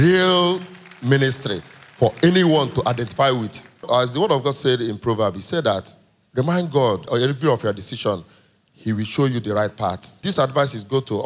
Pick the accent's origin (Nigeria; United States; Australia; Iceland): Nigeria; I'm a Nigerian